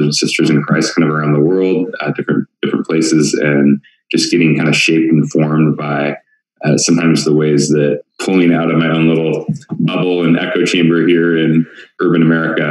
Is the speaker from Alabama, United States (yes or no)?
no; Oregon, United States; moved away as an adult; also born or lived in Portland, Oregon; now in Tempe, United States; born and raised in the Northwest up in Oregon.